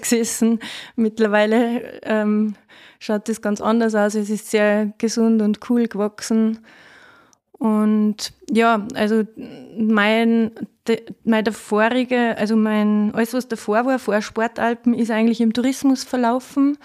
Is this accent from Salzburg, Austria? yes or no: yes; Faistenau, Salzburg, Austria; now in Waldviertel, Austria; Ich komme ursprünglich aus Feistenau, aus dem Salzkammergut, aus dem Schönen.